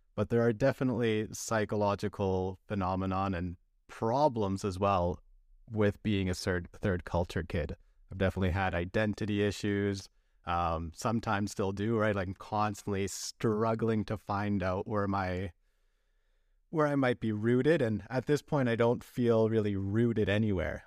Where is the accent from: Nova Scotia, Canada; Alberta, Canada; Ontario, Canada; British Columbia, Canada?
British Columbia, Canada; also born or lived in Vancouver; I grew up in British Columbia